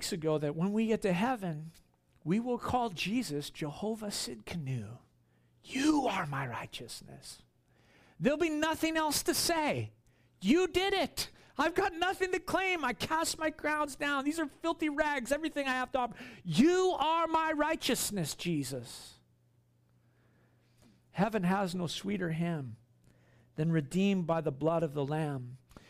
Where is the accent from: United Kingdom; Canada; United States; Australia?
Australia; Queensland; You know, I grew up here on the Sunshine Coast.